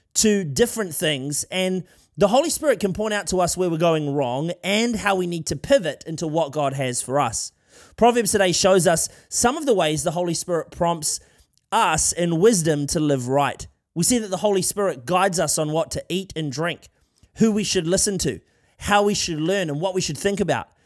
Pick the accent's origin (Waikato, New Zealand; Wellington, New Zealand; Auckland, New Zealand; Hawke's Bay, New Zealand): Wellington, New Zealand; from Wellington, uh, the place where I grew up here in New Zealand